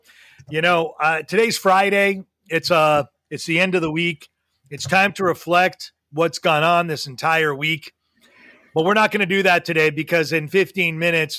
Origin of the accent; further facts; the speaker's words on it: Montreal, Quebec, Canada; growing up in Montreal, Quebec